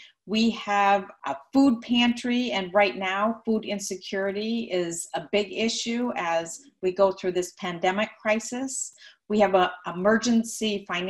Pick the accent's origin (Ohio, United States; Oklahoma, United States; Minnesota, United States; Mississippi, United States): Minnesota, United States; moved away as an adult; now in Atlanta, United States; I'm from Minnesota. I'm a third generation Minnesotan